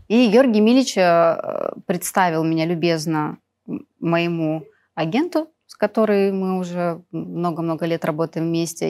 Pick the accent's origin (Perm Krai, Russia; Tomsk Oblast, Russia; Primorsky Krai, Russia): Perm Krai, Russia; Perm; moved away as an adult; now in Moscow, Russia; Я жила в Перми, закончила школу золотой медалью